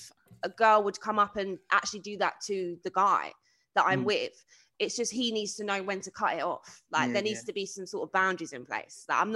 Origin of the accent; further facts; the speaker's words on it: London, United Kingdom; I'm from South as well, so born and bred South, from Peckham. Mum's English, dad is Jamaican.